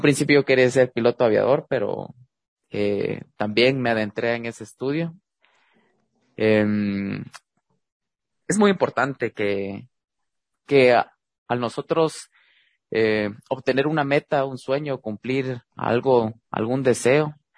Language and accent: Spanish; Guatemala; moved away as an adult; now in Louisville, United States; el primer guatemalteco dentro de esta industria